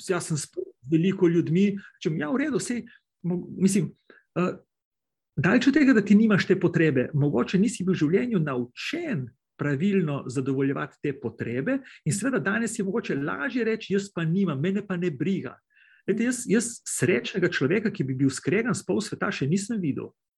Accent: Slovenia; pri nas Planica

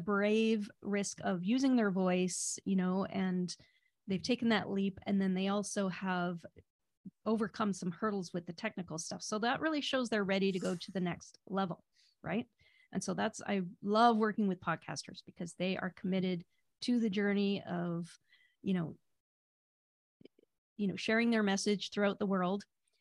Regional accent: Vancouver, British Columbia, Canada; I'm from Vancouver, BC, Canada.

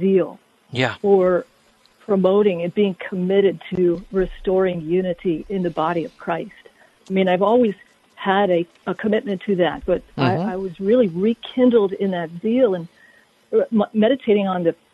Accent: Connecticut, United States; I also did grow up in Connecticut

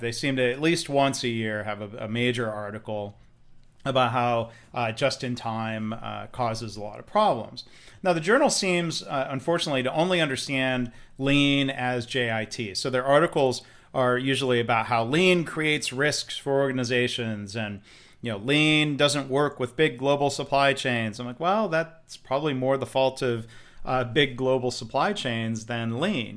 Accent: Detroit, Michigan, United States; I grew up around Detroit

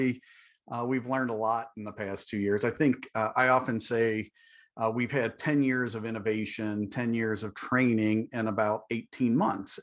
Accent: Ohio, United States; I'm from Ohio.

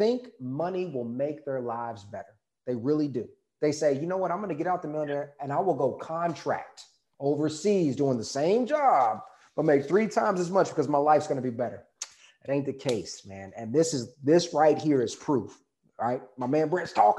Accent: Texas, United States; I'm from Texas.

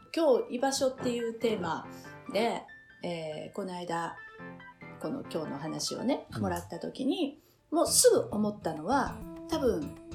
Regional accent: Osaka, Japan; moved away as an adult; now in Ama, Japan; 私自身は大阪で生まれ育ってる

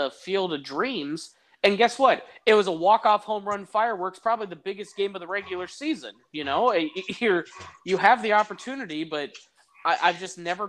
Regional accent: Iowa, United States; I'm from Iowa

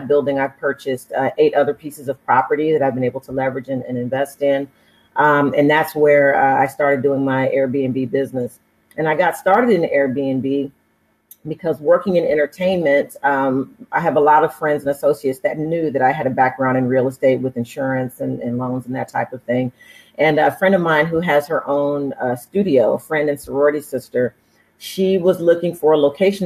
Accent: Oakland, California, United States; also born or lived in Berkeley, California / Santa Cruz, California / Inglewood, California; I'm from the Bay Area, born and raised in Oakland, California, and between Oakland and Berkeley

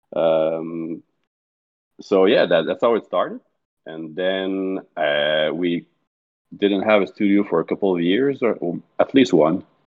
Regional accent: Montreal, Quebec, Canada; also born or lived in Mont-Saint-Hilaire, Canada / Candiac, Canada; I grew up, uh, in Montreal, in the eastern part of it, until about four years ago I was there.

